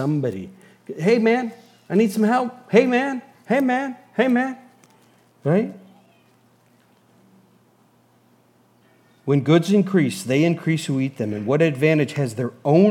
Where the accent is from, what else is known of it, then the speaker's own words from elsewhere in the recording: United States; as an American